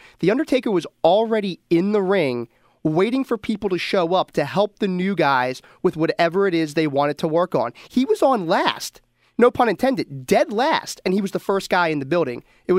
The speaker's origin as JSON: {"language": "English", "town": "Philadelphia", "region": "Pennsylvania", "country": "United States", "also_born_or_lived": "Plymouth Whitemarsh, Pennsylvania", "said": "I'm from Roxborough, Manayunk, but I moved back down there."}